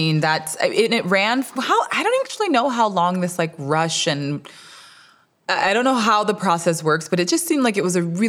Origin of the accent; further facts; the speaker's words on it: Alabama, United States; I'm from Alabama.